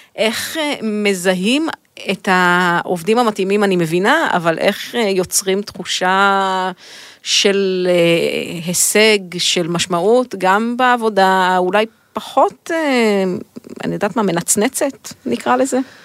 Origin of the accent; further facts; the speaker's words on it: Israel; אני תמיד ישראלית